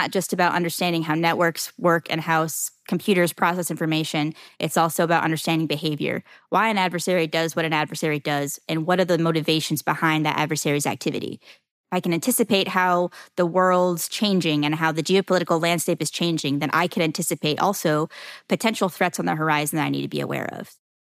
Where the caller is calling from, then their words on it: Jacksonville, Florida, United States; Jacksonville, Florida.